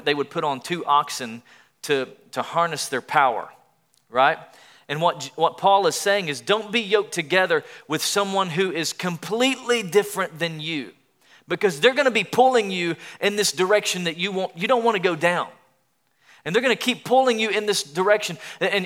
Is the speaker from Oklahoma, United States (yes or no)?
no; East Tennessee, United States; I grew up in Tennessee in the Southeast.